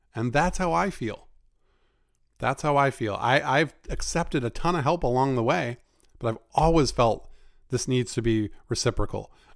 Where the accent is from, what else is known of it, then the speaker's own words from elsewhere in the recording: Maine, United States; my home state of Maine